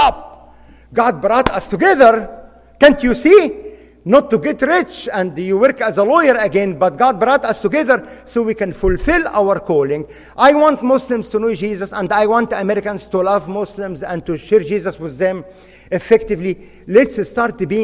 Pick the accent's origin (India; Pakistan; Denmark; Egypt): Egypt; moved away as an adult; now in United States; I was born and raised in Egypt, practiced law as a defense lawyer in my father's